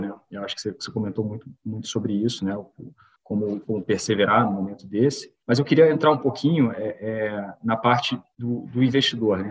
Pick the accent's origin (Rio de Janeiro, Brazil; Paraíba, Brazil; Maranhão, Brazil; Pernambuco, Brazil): Rio de Janeiro, Brazil; moved away as an adult; now in São Paulo, Brazil; eu sou carioca, é, moro em São Paulo há 10 anos